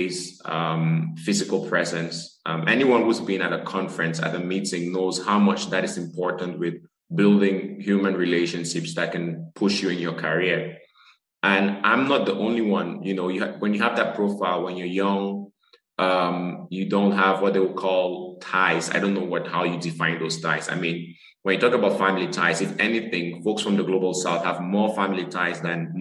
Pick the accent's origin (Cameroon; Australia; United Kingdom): Cameroon; moved away; I'm originally from Cameroon, a physician working in global neurosurgery as well as global surgery